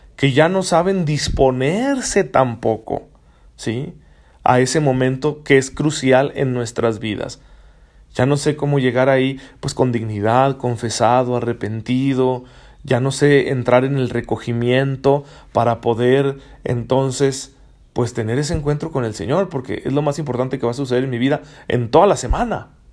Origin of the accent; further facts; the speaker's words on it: Mexico; como mexicanos